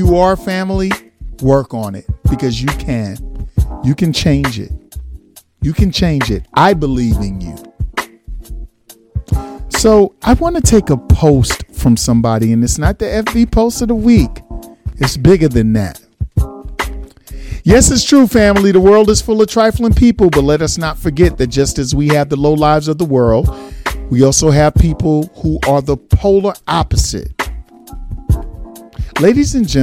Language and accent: English; New York City, New York, United States; Brooklyn, East Flatbush, stand up. That's exactly where I'm from.